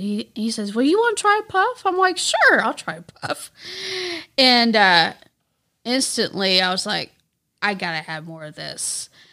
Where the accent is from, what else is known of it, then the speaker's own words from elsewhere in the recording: Texas, United States; moved away as an adult; also born or lived in North Little Rock, Arkansas; now in Arkansas, United States; I was born in North Little Rock, but then I was raised in Texas for about twenty-five years